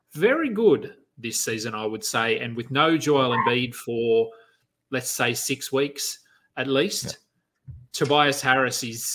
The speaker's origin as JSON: {"language": "English", "town": "Queanbeyan", "region": "New South Wales", "country": "Australia", "tie": "born or raised there", "said": "I live in Queanbeyan, which is, it's basically a suburb of Canberra in Australia. It's not technically, we're in another state, but we're 10 minutes from Canberra. Prior to living, so I grew up here"}